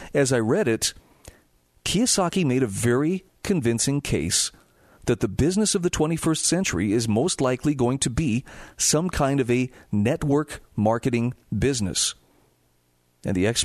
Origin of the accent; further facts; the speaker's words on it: Utah, United States; my home state of Utah